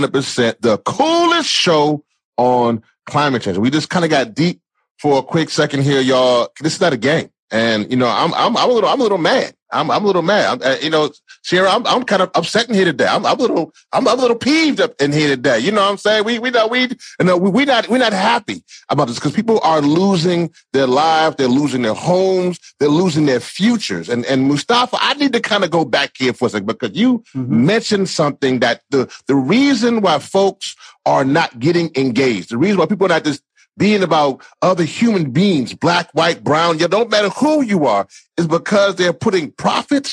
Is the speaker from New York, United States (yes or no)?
no; Louisiana, United States; I'm from Louisiana